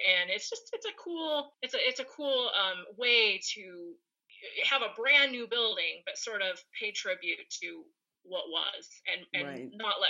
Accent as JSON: {"language": "English", "region": "West Coast", "country": "United States", "tie": "born or raised there", "also_born_or_lived": "Oregon / Washington", "moved": "yes", "lives_now": "Colorado, United States", "said": "I'm from the West Coast too. And I grew up in Oregon and Washington State."}